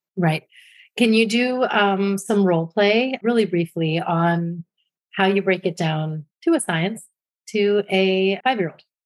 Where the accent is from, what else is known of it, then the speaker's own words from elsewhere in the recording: New Jersey, United States; my home state of New Jersey